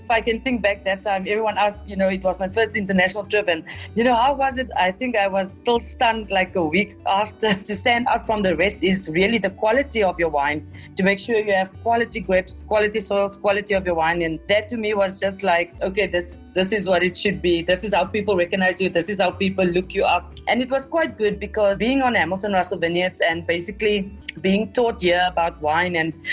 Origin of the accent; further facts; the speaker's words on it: Tesselaarsdal, Western Cape, South Africa; also born or lived in Hemel en Aarde Valley; I am from Tessa Larsdell, which is a small village in the Overberg between the Hemel en Aarde and Caledon